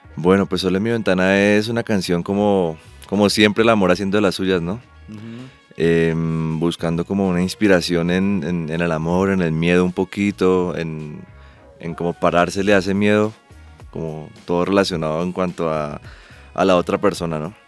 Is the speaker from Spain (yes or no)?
no; Ibagué, Tolima, Colombia; Yo soy de Ibagué